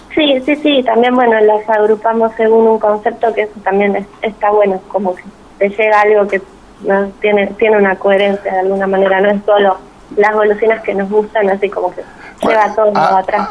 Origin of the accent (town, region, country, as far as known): Argentina